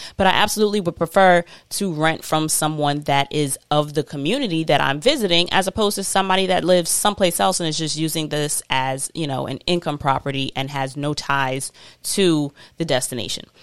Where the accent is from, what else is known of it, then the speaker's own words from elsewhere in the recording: New York City, New York, United States; I'm always repping Queens. I'm always a New Yorker